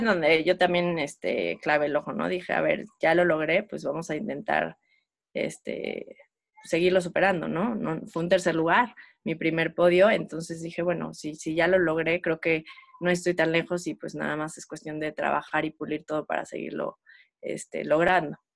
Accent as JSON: {"language": "Spanish", "town": "Morelia", "region": "Michoacán", "country": "Mexico", "also_born_or_lived": "Mexico City", "moved": "as an adult", "said": "nosotros somos de Morelia, nos mudamos junto, ya yo ya casada"}